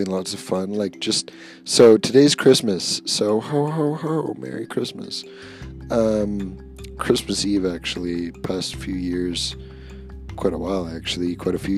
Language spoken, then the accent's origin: English; Comox, British Columbia, Canada; I grew up on the Comox Reserve, and I'm still currently living on the Comox Reserve